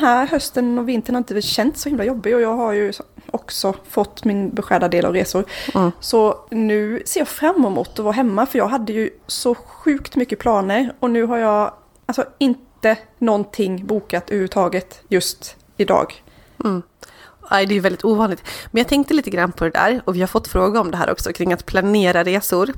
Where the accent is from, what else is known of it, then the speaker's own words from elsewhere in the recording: Borlänge, Dalarna County, Sweden; jag är uppvuxen i Borlänge